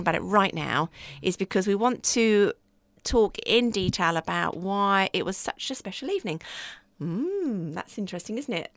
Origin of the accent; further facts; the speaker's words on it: United Kingdom; we're British